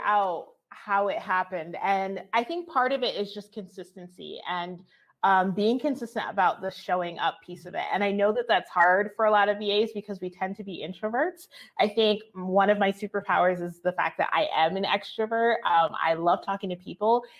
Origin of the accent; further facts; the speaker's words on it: New Jersey, United States; moved away as an adult; now in Albuquerque, United States; I grew up in New Jersey.